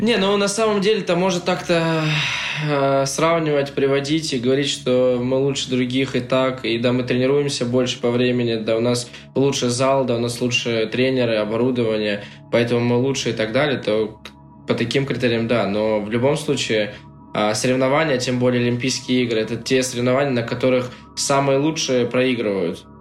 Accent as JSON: {"language": "Russian", "country": "Russia", "said": "я вот из России, я русский"}